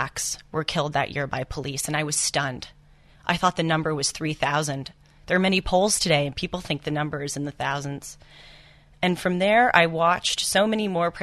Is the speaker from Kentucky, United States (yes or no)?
no; Los Angeles, California, United States; also born or lived in Santa Monica, California; I grew up in Los Angeles, California, which is obviously a very liberal town